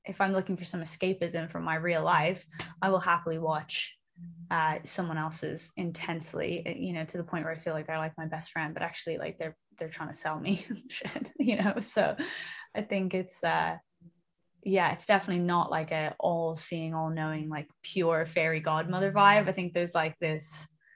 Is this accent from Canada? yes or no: no; Dublin, Leinster, Ireland; moved away as an adult; now in London, United Kingdom; I'm from Dublin originally in Ireland, but I moved to London about 6 years ago